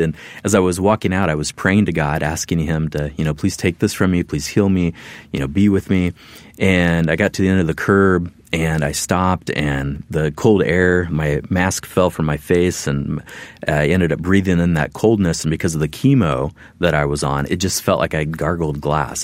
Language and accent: English; Midwest, United States; moved away as an adult; I'm a Midwesterner.